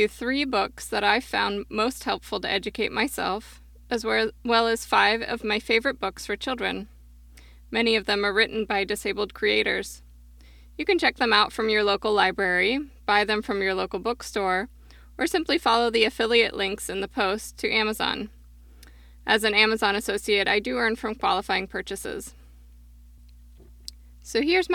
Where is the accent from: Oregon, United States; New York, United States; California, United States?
Oregon, United States; Portland; my hometown, Portland, Oregon